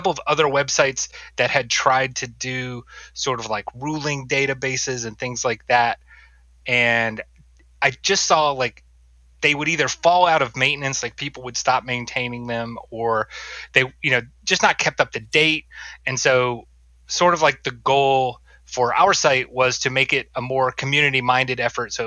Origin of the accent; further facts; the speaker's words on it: North Carolina, United States; moved away; I grew up in North Carolina